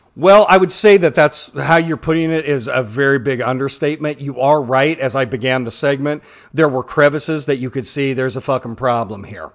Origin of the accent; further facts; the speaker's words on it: Pittsburg, Kansas, United States; when I was a kid growing up in Pittsburgh, Kansas